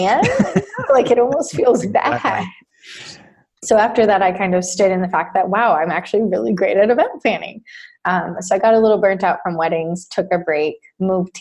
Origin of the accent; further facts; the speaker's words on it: Costa Rica; moved away as an adult; also born or lived in Texas; now in United States; I was born in Texas and I grew up in Costa Rica for 18 years.